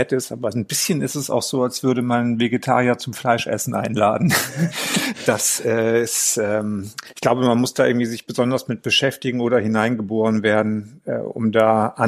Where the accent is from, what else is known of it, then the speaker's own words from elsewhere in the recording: Mülheim an der Ruhr, North Rhine-Westphalia, Germany; Ich, ich bin ja in Mülheim an der Ruhr groß geworden, wo es Karneval